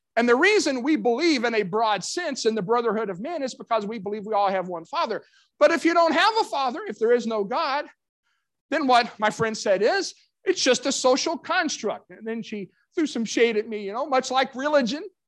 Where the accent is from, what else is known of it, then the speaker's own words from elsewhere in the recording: Kentucky, United States; my hometown of Kentucky